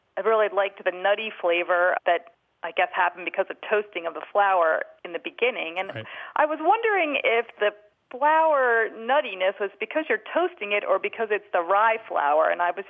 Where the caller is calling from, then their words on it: Philadelphia, Pennsylvania, United States; Outside of Philadelphia.